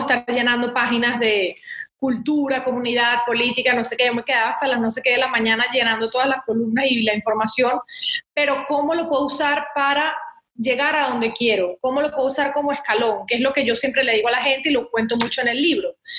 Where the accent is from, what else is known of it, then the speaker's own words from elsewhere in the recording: Venezuela; moved away as an adult; also born or lived in Miami, United States; now in United States; estudié comunicación social en Venezuela, en la universidad, porque creía mucho en seguir formándome en mi país